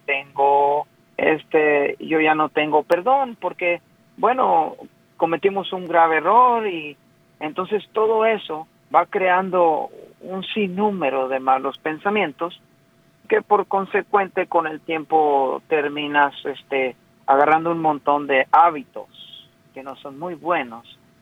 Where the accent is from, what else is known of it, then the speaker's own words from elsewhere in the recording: Mexico; yo soy mexicano